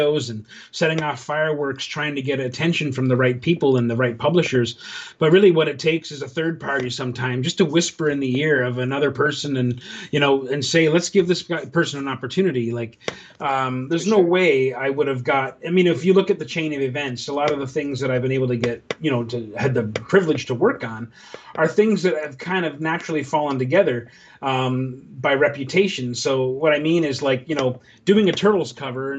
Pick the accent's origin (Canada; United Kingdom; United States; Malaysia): Canada; growing up in Canada, rural parts of Canada